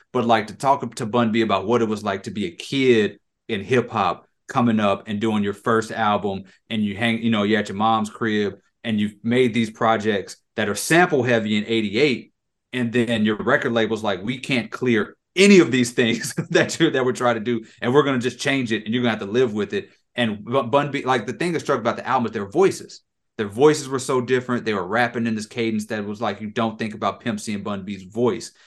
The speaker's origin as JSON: {"language": "English", "town": "Lafayette", "region": "Louisiana", "country": "United States", "tie": "born or raised there", "said": "I was born in Lafayette"}